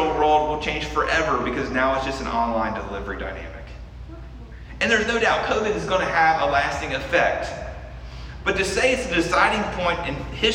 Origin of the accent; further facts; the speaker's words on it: United States; by virtue of being an American